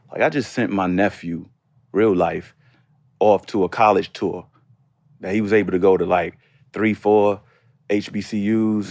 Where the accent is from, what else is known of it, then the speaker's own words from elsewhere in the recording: New York City, New York, United States; moved away as an adult; also born or lived in Washington, D.C.; my growing up in Harlem.